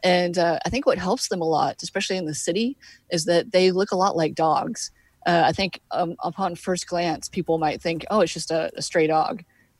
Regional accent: Texas, United States; I'm originally from Texas, and we had coyotes there, of course, but living in the city, I didn't realize that they were here.

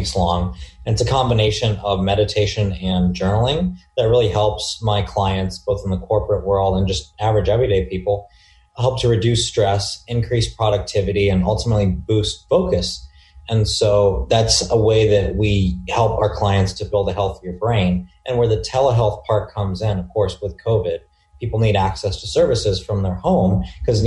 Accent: Dayton, Ohio, United States; now in Newport Beach, United States; I was born and raised in the small town of Dayton, Ohio, and I currently reside in Newport Beach, California

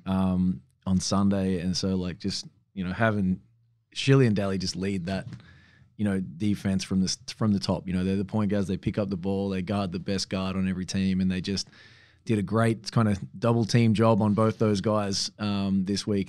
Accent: Australia; also born or lived in Sweden; I'm like fifth generation Australian

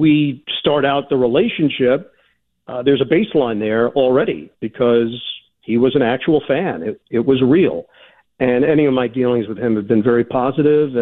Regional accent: United States; I am an American

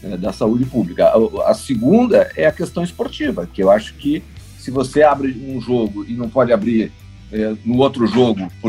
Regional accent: Porto Alegre, Rio Grande do Sul, Brazil; also born or lived in São Paulo; now in Rio de Janeiro, Brazil; eu saí de Porto Alegre em 1999.

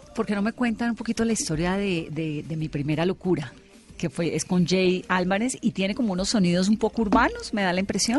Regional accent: Valle del Cauca, Colombia; soy vallecaucana

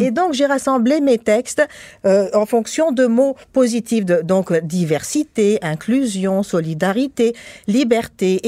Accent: Tunisia; now in Quebec, Canada; moi je suis tunisienne

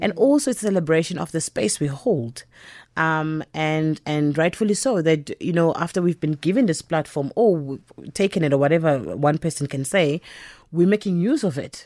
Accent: Empangeni, KwaZulu-Natal, South Africa; I was born and bred in Mpangeni

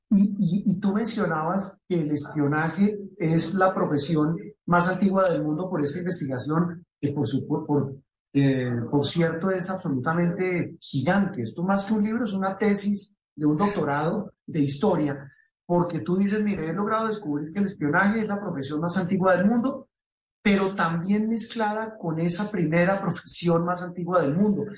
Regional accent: Colombia; como decimos coloquialmente en Colombia

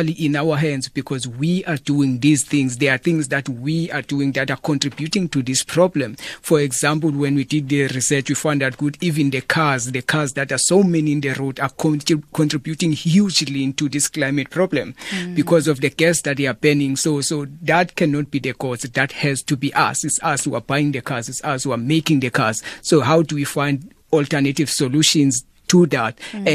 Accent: Eastern Cape, South Africa; growing up in Eastern Cape

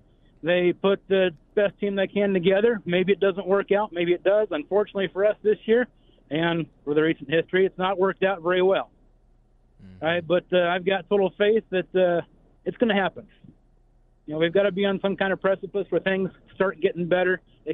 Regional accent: Lincoln, Nebraska, United States; I'm from Lincoln, Nebraska.

